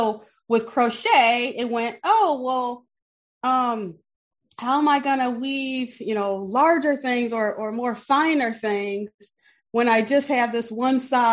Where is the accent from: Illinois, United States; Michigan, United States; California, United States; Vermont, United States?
Michigan, United States; Benton Harbor; moved away as an adult; now in South Bend, United States; I grew up in Benton Harbor, Michigan. It's Southwest Michigan, little small Rust Belt town, about 9,000 people.